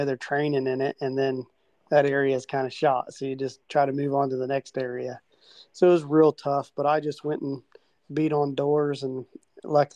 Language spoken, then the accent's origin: English; Southern Ohio, United States; I grew up here in Southern Ohio